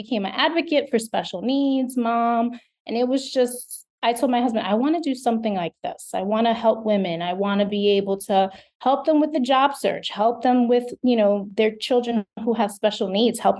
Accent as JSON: {"language": "English", "region": "New York", "country": "United States", "tie": "born or raised there", "said": "Originally from New York, I was born and raised in New York"}